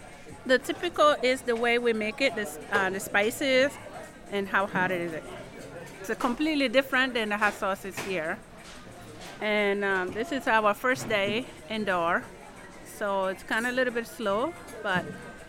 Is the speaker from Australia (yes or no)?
no; Burkina Faso; moved away; I am from Burkina Faso, so I do mostly Burkinabe.